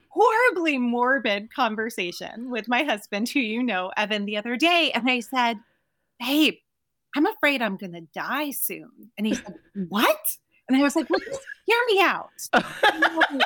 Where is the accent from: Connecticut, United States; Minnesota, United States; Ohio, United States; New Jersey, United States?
New Jersey, United States; I'm a dropout kid from Jersey